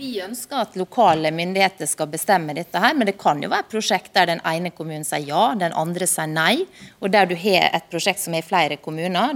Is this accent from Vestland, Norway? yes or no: no; Sunnmøre, Møre og Romsdal, Norway; Jeg kommer fra Sunnmøre sjøl